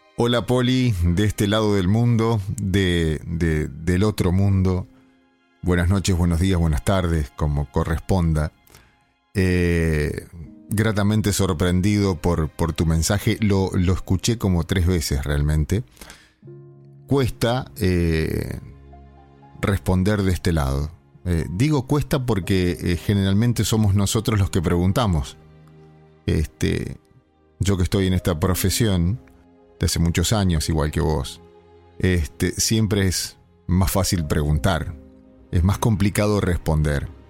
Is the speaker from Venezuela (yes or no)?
no; Argentina; nosotros como argentinos